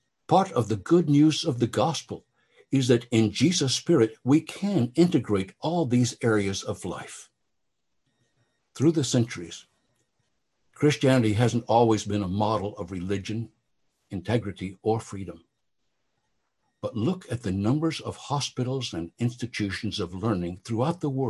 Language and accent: English; Oklahoma, United States; growing up in Oklahoma during the time of Oral Roberts